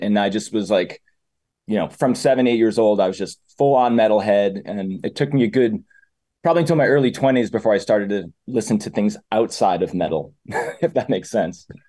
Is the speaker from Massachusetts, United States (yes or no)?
yes; Methuen, Massachusetts, United States; also born or lived in France / Argentina / Uruguay; I'm born and raised in Methuen